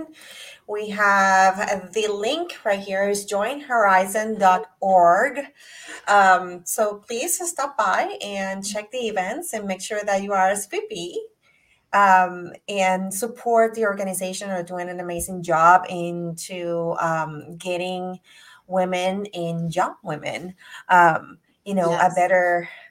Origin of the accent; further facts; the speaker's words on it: Puerto Rico; I'm from Puerto Rico